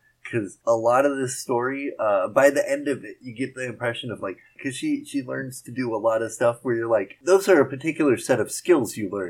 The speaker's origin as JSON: {"language": "English", "town": "Portland", "region": "Oregon", "country": "United States", "tie": "born or raised there", "also_born_or_lived": "Sacramento, California", "said": "I grew up in Sacramento until I was 8, though. So there's this weird thing where, like, stuff we were learning when I came to Portland, we'd already learned, like, in second grade."}